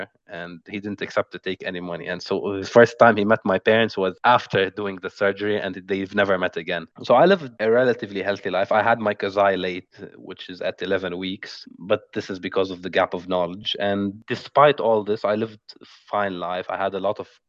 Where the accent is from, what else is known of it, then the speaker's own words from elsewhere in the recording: Beirut, Beirut Governorate, Lebanon; I was born in Beirut, Lebanon in August 22, 1996